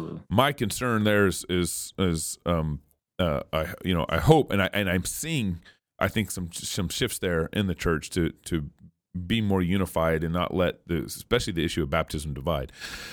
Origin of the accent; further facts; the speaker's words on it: Texas, United States; also born or lived in New Mexico / Oregon / California / Colorado; I've lived in 6 different states now. I was born and raised in Texas, lived in New Mexico for 1 year, Oregon, California, Colorado and Idaho.